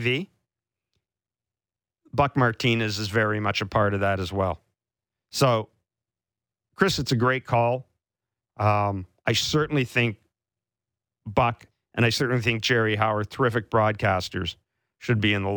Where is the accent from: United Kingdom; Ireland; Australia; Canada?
Canada; southern Manitoba; moved away; my hometown in southern Manitoba